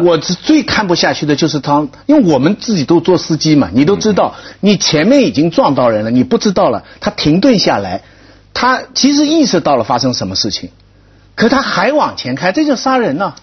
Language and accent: Chinese; China; 我们中国人谁都知道人命关天